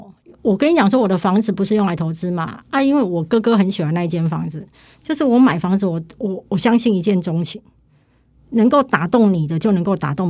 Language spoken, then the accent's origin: Chinese; Kaohsiung, Taiwan; 我是高雄人嘛，那其实我买的房子就是我目前在台北房子两间，高雄一间嘛